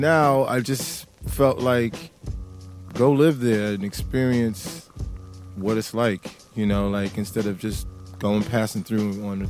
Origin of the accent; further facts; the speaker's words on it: New York City, New York, United States; moved away as an adult; now in London, United Kingdom; I grew up in Brooklyn, New York.